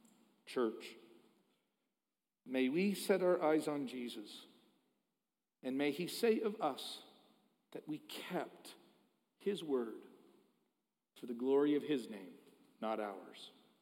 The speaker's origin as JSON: {"language": "English", "town": "Philadelphia", "region": "Pennsylvania", "country": "United States", "said": "I am from Philadelphia. But my Savior is not. He is from Bethlehem."}